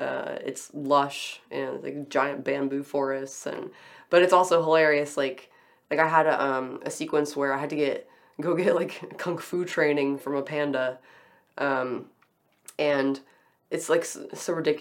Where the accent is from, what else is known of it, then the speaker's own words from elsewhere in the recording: United States; as an American